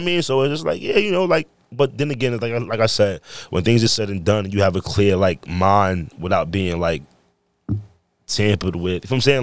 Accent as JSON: {"language": "English", "region": "New York", "country": "United States", "tie": "born or raised there", "moved": "yes", "said": "I came from New York and I break dance"}